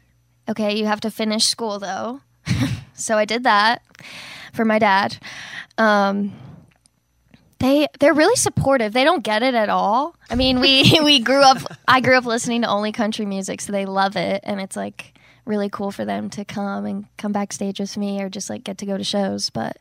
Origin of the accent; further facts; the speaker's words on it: Davidson, North Carolina, United States; Davidson, North Carolina, little outside Charlotte.